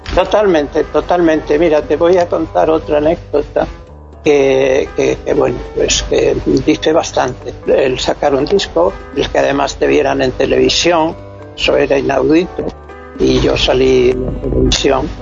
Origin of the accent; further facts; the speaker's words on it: Extremadura, Spain; moved away; also born or lived in Alcalá de Henares; yo he ido toda la vida a mi tierra, a mi casa